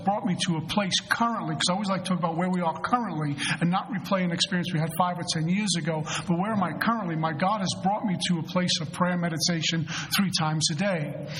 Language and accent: English; Colorado, United States; I'm from Colorado.